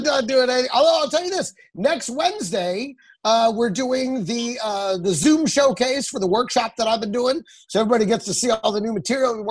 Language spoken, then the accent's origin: English; Texas, United States; I grew up in Texas